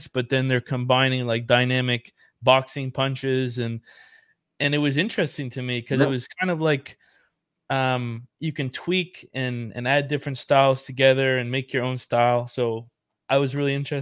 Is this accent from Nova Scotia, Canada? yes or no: yes; Yarmouth, Nova Scotia, Canada; I'm from Yarmouth Town